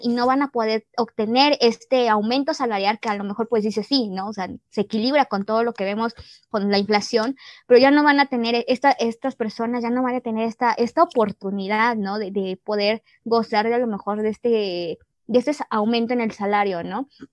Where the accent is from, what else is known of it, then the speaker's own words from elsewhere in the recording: Mexico; somos mexicanas